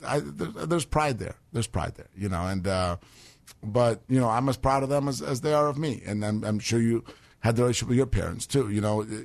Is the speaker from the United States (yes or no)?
no; Russia; moved away; it's Russian, right? 'Cause, yeah, we're from Russia.